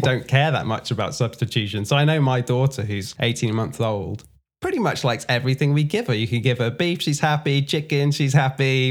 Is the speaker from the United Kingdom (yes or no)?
yes; England, United Kingdom; I'm from England